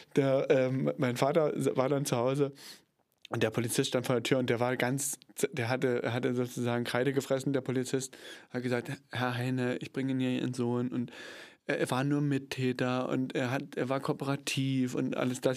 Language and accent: German; Cottbus, Brandenburg, Germany; ich komme aus Cottbus, bin ja geboren in Cottbus